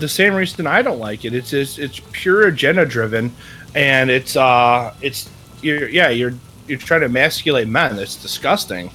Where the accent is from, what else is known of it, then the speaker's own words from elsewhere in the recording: Wisconsin, United States; I'm from Wisconsin